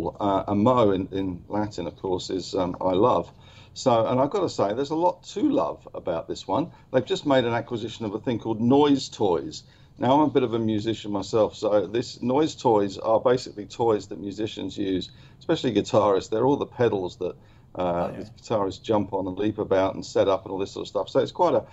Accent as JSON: {"language": "English", "region": "London", "country": "United Kingdom", "moved": "yes", "lives_now": "New South Wales, Australia", "said": "I'm a POM. I'm a Londoner."}